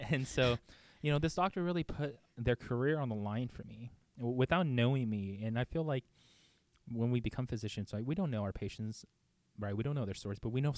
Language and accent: English; Beijing, China; now in United States; I was born in Beijing, China, in 1994